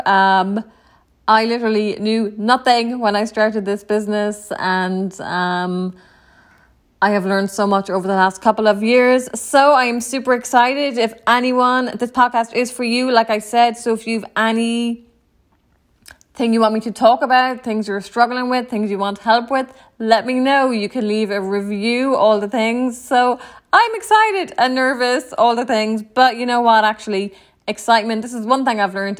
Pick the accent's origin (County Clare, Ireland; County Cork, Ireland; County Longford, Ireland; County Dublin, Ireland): County Clare, Ireland; Ennis; moved away as an adult; also born or lived in New York City, United States; now in Tampa, United States; I was born and raised in Ireland. Um, in a small town, Ennis County, Clare.